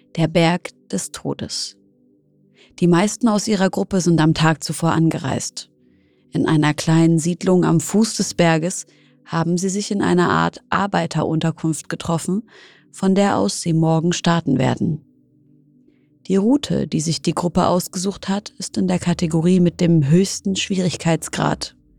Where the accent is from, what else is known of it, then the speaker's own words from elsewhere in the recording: Syria; now in Germany; in meiner Heimat Syrien